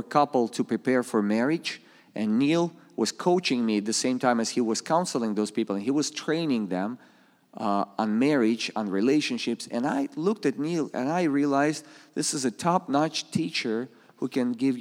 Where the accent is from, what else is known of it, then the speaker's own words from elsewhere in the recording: Saint Petersburg, Russia; English is a second language; moved away as an adult; now in Springfield, United States; I come from Russia. I was born in the Soviet Union.